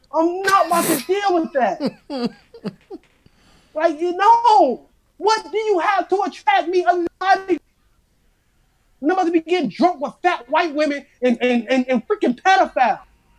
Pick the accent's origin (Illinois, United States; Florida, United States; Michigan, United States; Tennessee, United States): Illinois, United States; Chicago; I'm from Chicago. Love this city.